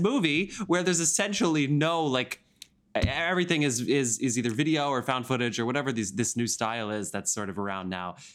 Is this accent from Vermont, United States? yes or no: no; New Jersey, United States; I'm from New Jersey